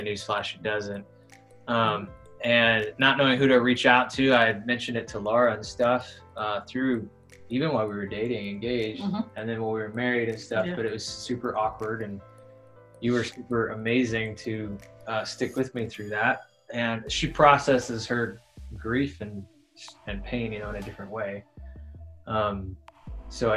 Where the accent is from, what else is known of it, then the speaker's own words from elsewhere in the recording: Chicago, Illinois, United States; moved away as an adult; also born or lived in Missouri; now in Alaska, United States; I grew up down in Illinois, suburbs of Chicago